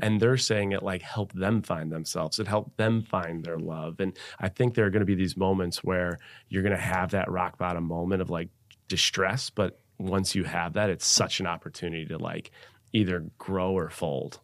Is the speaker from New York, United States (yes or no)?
yes; Buffalo, New York, United States; moved away as an adult; also born or lived in Seattle; I was born and raised in Buffalo, New York